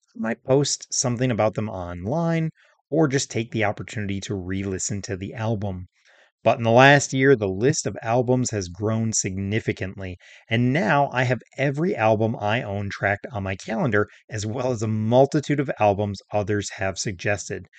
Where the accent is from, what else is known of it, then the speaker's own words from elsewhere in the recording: Minnesota, United States; I was raised in Minnesota